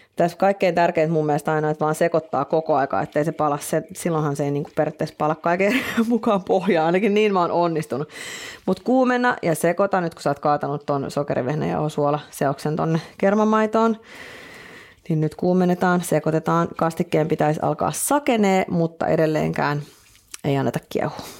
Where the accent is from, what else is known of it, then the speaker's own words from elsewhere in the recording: Finland; me ollaan Suomesta